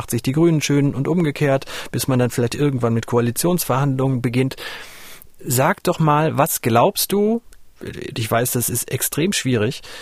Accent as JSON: {"language": "German", "region": "West Germany", "country": "Germany", "said": "die muss ich auch als Westdeutscher langsam mal stellen"}